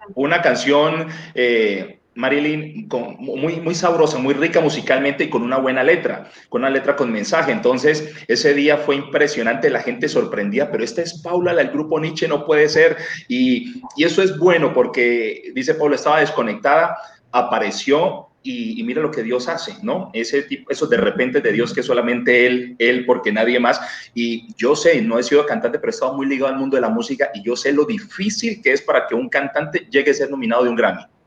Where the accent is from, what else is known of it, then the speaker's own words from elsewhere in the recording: Cali, Valle del Cauca, Colombia; la tierra donde yo nací también, de Cali